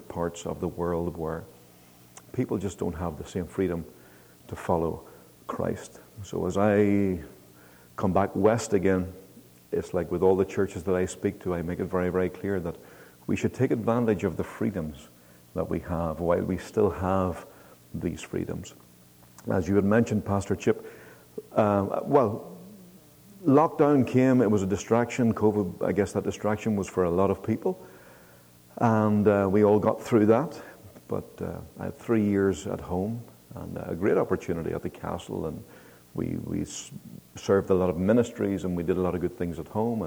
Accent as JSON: {"language": "English", "region": "Northern Ireland", "country": "United Kingdom", "said": "I'm from Northern Ireland"}